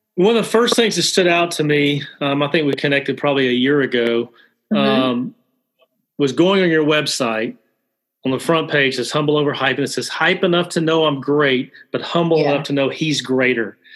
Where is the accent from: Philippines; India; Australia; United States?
United States; Alabama; I'm originally from Alabama